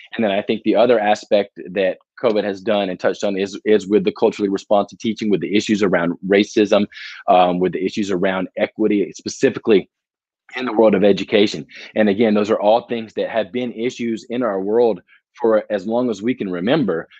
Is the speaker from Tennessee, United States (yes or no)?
yes; Murfreesboro, Tennessee, United States; also born or lived in Jacksonville, Florida / Baton Rouge, Louisiana; Murfreesboro, Tennessee. It's about 30 minutes southeast of Nashville and so that's where I grew up